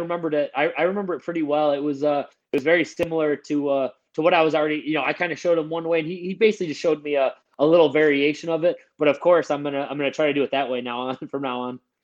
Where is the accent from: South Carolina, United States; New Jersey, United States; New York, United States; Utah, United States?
New York, United States; Buffalo; I'm from Buffalo, so we we eat blue cheese with everything.